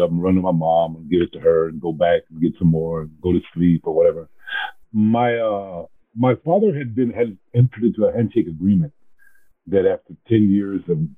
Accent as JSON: {"language": "English", "town": "Portales", "region": "New Mexico", "country": "United States", "tie": "born there", "said": "when I go to New Mexico and say I was born in Portales, uh, New Mexicans are a bit grudging when it comes to accepting Chicanos from Texas, right?"}